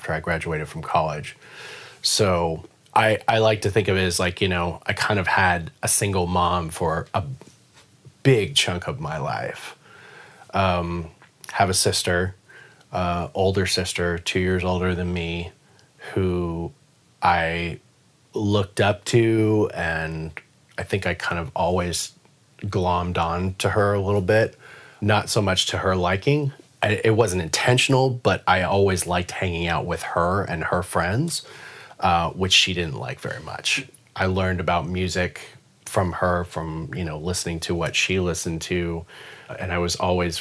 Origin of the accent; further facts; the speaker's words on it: San Diego, California, United States; moved away; I grew up in San Diego. I was born and raised there.